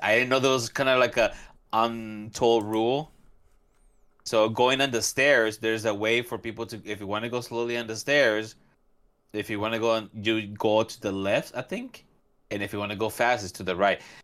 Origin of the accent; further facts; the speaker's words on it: California, United States; moved away; also born or lived in Central America; I grew up in California somewhat